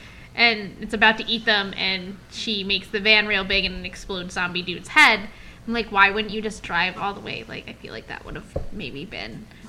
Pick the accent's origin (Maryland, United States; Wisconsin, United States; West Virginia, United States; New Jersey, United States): New Jersey, United States; I'm from New Jersey.